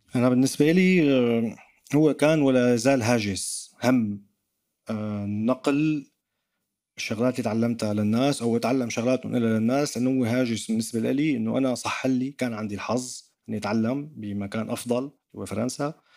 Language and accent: Arabic; Damascus, Damascus Governorate, Syria; accent: Damascene; now in France; انا كسوري كدمشقي حتى حتى ربطوا لي لهجتي بباب الحاره